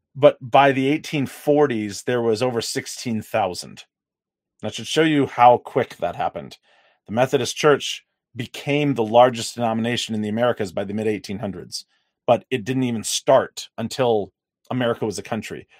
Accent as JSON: {"language": "English", "region": "the South", "country": "United States", "tie": "born or raised there", "said": "I grew up in the South"}